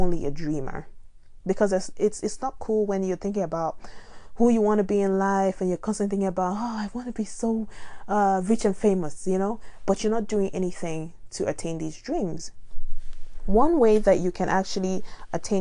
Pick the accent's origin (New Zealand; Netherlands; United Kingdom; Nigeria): Nigeria; now in United States; I'm from Nigeria and I find myself living in America